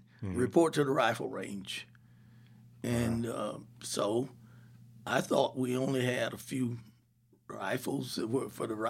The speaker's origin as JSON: {"language": "English", "town": "Savannah", "region": "Georgia", "country": "United States", "tie": "born there", "said": "No, I was born in Savannah, Georgia."}